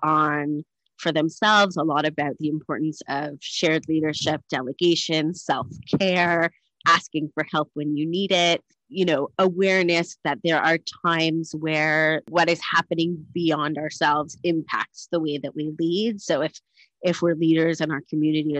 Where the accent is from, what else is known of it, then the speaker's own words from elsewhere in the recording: Canada; moved away as an adult; also born or lived in United States / Thornhill; now in Cape Town, South Africa; I'm Canadian raised, educated in America at HUC and ordained there